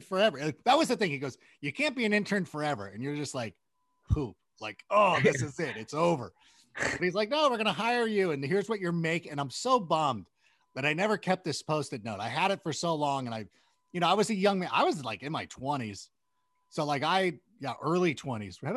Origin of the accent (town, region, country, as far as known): United States